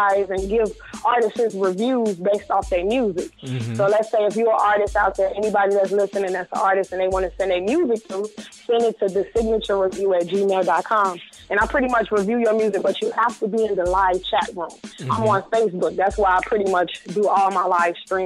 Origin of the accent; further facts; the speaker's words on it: Chicago, Illinois, United States; I'm from Chicago.